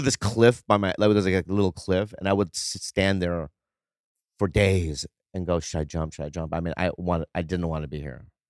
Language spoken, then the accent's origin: English; Minnesota, United States; I grew up in Minnesota, so I always thought, like, there was no other, like, Asians in my school